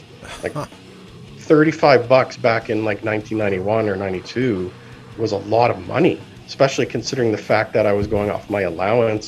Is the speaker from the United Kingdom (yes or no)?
no; London, Ontario, Canada; Where I grew up in London, there was a couple boutique, you know, underground record shops